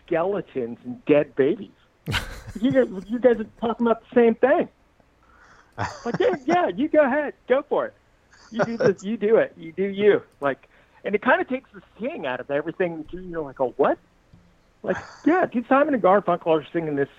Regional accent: Costa Mesa, California, United States; also born or lived in Bay Area / Laguna Hills; Growing up in Costa Mesa

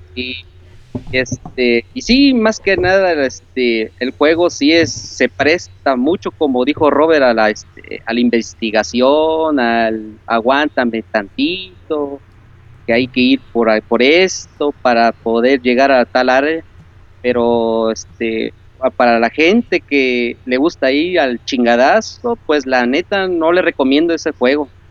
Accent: Córdoba, Veracruz, Mexico; yo soy de Córdoba. Córdoba, Muy Veracruz.

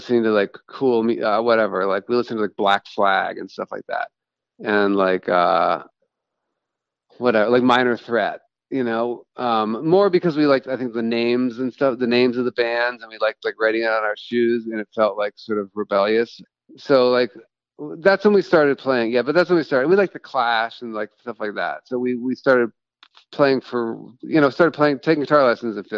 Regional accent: Washington, District of Columbia, United States; I am a songwriter from Washington, D.C.

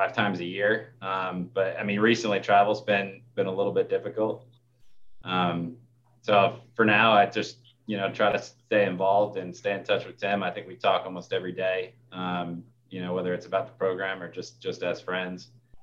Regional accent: Warren County, New Jersey, United States; now in Pennsylvania, United States; I grew up in Warren County, New Jersey, which is, you know, just across the river, from where I'm at in Pennsylvania

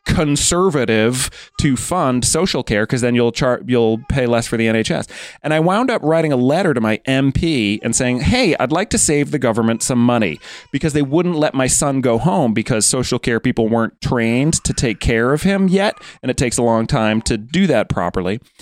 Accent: United States; moved away as an adult; now in United Kingdom; I'm American

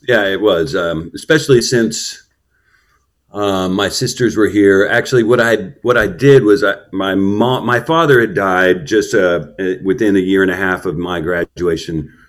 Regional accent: Houston, Texas, United States; I was born in Houston, um, and probably about in the east end of Houston

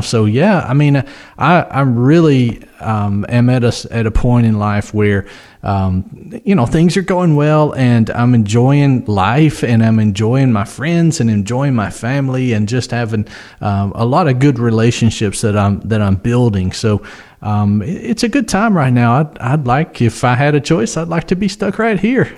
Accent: West Tennessee, United States; we're from West Tennessee

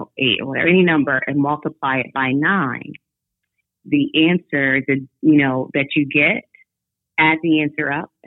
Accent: New York, United States; I was born in New York.

